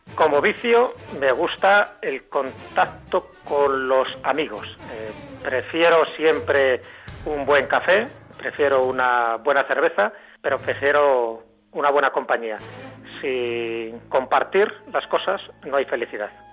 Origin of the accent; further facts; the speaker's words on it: Castile and León, Spain; Aparece mi pueblo, aparecen los castillos, aparecen mis compañeros jugando y aparece sobre todo ese sabor entrañable que tienen los pueblos castellanos leoneses